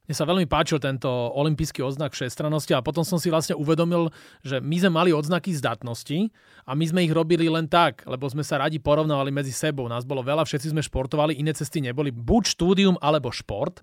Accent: Slovakia; U nás doma na Slovensku

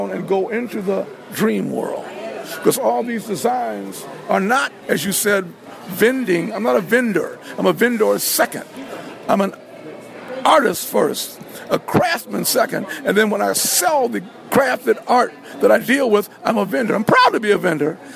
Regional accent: Philadelphia, Pennsylvania, United States; also born or lived in Washington, D.C. / New York City; I'm from Philadelphia, Pennsylvania. Born in Washington, D.C., and perfected my craft in New York City, Harlem

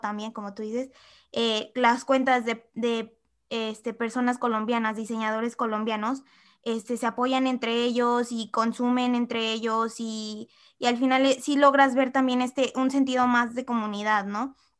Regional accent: Mexico; como mexicanos también nos falta esto de aceptar

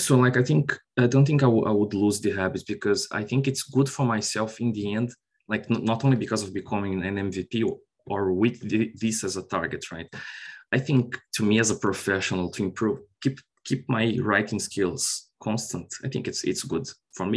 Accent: Brazil; moved away as an adult; also born or lived in Ireland; now in Dublin, Ireland; I'm originally from Brazil. I worked in Brazil like for nine years and I moved to Ireland in 2018.

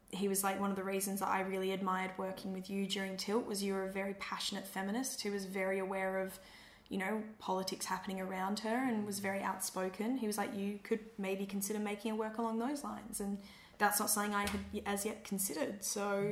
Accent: Perth, Western Australia, Australia; Perth will always be home in the sense that I will always say I'm from Perth and my parents live here and my family's here

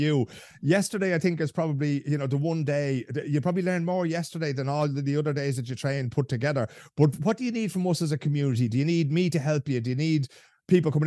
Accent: Dublin, Leinster, Ireland; now in Sweden; I come from St. Vincent's club in Dublin

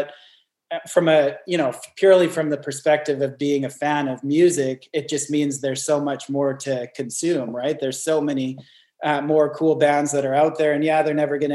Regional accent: Northern British Columbia, Canada; now in Newcastle, Australia; I grew up in Northern British Columbia, pretty far away from any major gigs.

